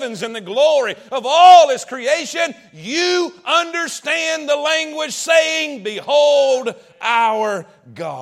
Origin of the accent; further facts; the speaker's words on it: East Coast, United States; moved away; I grew up on the East Coast